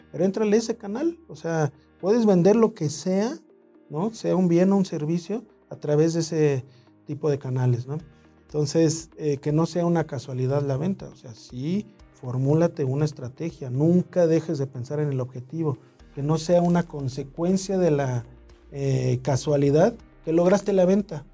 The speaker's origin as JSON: {"language": "Spanish", "region": "Mexico City", "country": "Mexico", "tie": "born or raised there", "said": "nací en el DF"}